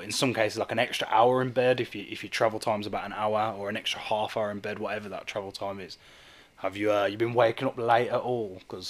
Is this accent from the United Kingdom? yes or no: yes; Birmingham, West Midlands, United Kingdom; I grew up in Erdington